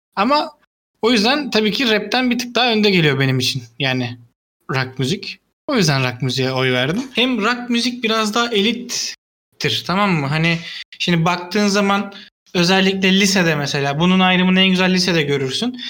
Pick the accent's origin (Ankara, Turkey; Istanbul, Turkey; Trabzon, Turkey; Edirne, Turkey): Istanbul, Turkey; benim büyüdüğüm yerde benim çocukluğumun yani, yani direkt çocukluğumun geçtiği yer Çamlı kahveydi.